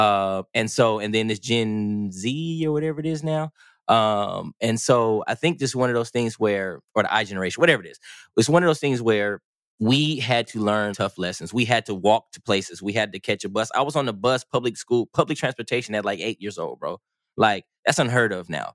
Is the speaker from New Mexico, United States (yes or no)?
no; California, United States; moved away; I'm from California